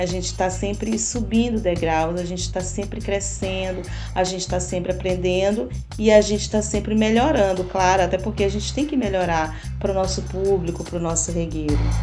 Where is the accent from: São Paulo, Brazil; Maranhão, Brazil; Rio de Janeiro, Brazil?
Maranhão, Brazil; São Luís; A cidade onde eu nasci nunca teve um, um, festas de reggae, clube de reggae, mas eu vim para cá muito cedo